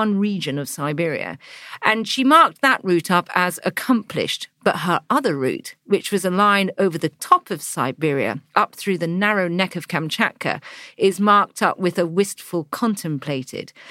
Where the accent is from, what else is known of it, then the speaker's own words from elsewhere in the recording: England, United Kingdom; as an English girl